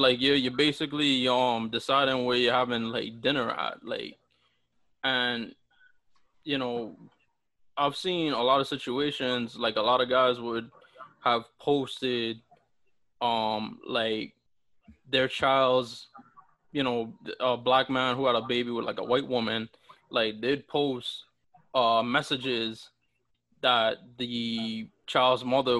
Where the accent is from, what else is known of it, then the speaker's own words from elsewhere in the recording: U.S. Virgin Islands; now in United States; especially when I moved to the States. Oh, where are you from? And stuff like that. And people would always, like, assume that people from the Virgin Islands looked like me